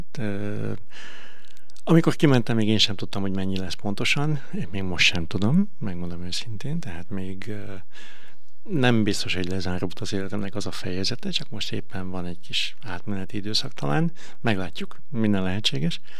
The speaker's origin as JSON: {"language": "Hungarian", "town": "Veszprém", "region": "Veszprém County", "country": "Hungary", "also_born_or_lived": "China", "said": "Én nagyon büszke vagyok arra, hogy Veszprémi vagyok."}